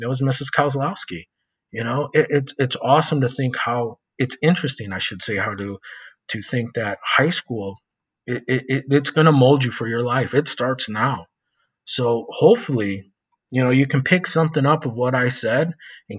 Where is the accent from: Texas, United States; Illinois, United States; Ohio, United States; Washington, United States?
Illinois, United States; West Chicago; moved away; I'm from West Chicago. You know, I lived there for, I think, 30 something years, almost 40 years of my life. And I know what it was like to grow up in that town